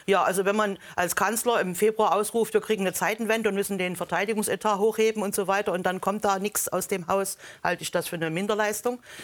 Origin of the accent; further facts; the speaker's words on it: East Germany, Germany; Ich komme aus der Planwirtschaft. Ich habe das noch als erwachsener Mensch erlebt